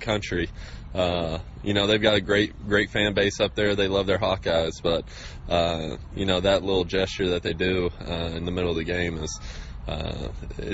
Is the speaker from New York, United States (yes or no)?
no; Texarkana, Texas, United States; also born or lived in Iowa City, Iowa; I grew up in Texas